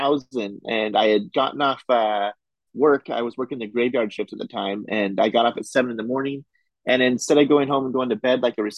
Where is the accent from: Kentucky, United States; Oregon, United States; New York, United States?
Oregon, United States; Medford; I am from Southern Oregon, the Medford area.